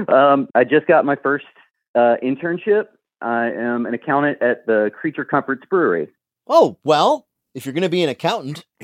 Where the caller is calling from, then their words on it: Athens, Georgia, United States; I'm from Athens, Georgia.